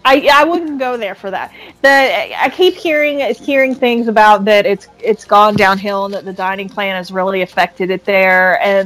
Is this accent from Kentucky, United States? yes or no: yes; Kentucky, United States; I'm from Kentucky, and we don't have a whole lot of adventurous eating in my area.